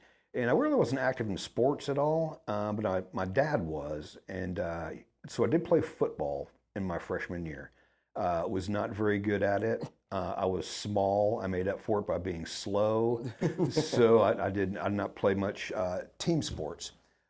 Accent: Wooster, Ohio, United States; born there; So originally I was born in Worcester, Ohio, just outside of Cleveland. Small Amish town.

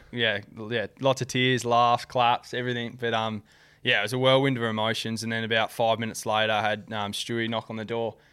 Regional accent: Perth, Western Australia, Australia; moved away as an adult; also born or lived in Gold Coast, Queensland; I was born and raised in Ardalal

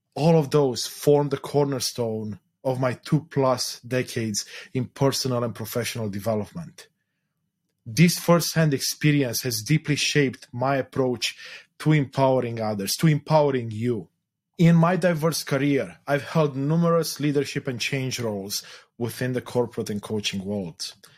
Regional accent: Romania; moved away; I was born in Eastern Europe, in Romania specifically during the communist era

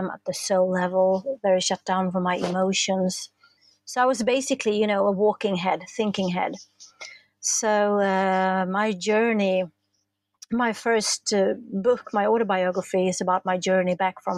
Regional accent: Stockholm, Stockholm County, Sweden; I'm from Stockholm, the capital in Sweden

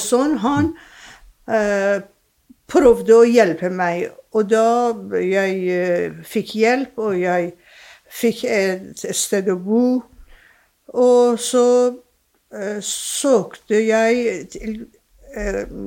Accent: Iran; first language Persian; Norwegian is a second language; moved away as an adult; also born or lived in England / Germany; now in Drammen, Norway; jeg er født og oppvokst i Iran.

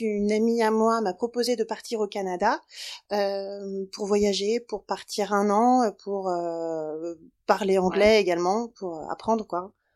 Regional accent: Brittany, France; je viens de Bretagne

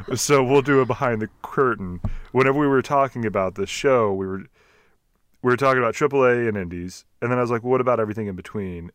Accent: Texas, United States; accent: Texas; my Texas accent

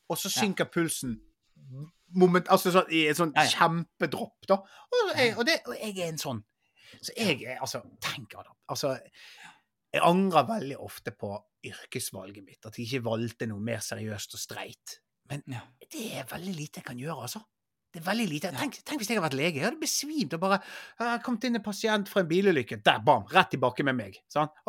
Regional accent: Bergen, Vestland, Norway; Jeg er fra Bergen.

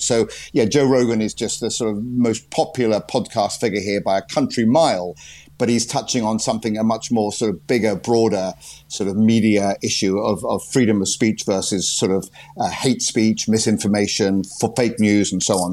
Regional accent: United Kingdom; moved away as an adult; now in Washington, United States

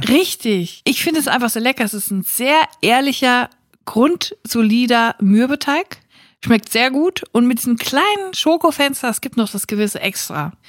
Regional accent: Siegerland, North Rhine-Westphalia, Germany; now in Cologne, Germany; ich komme aus dem Siegerland

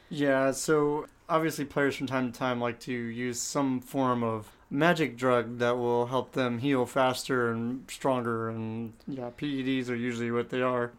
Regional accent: Southern California, United States; growing up in Southern California

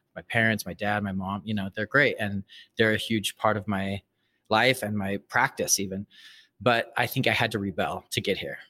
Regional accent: Salt Lake City, Utah, United States; moved away as an adult; also born or lived in Brazil; now in New York, United States; I was raised Mormon, I was raised in Salt Lake City

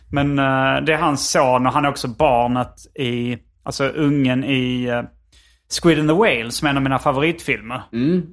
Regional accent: Sweden; now in Los Angeles, United States

